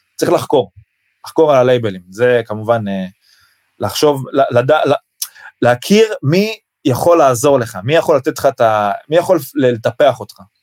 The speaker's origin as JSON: {"language": "Hebrew", "country": "Israel", "said": "אני מישראל"}